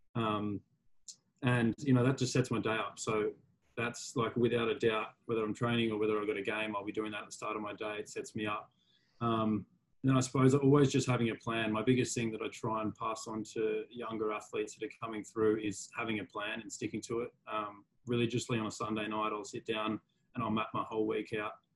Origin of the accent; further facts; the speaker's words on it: Sydney, New South Wales, Australia; I grew up in Manly on the northern beaches